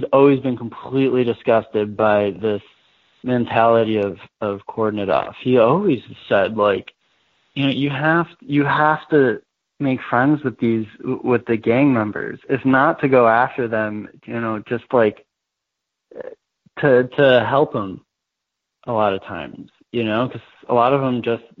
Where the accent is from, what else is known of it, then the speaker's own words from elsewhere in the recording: Chicago, Illinois, United States; I grew up in Jeff Park, which is like totally, like there's literally 8 cops on my block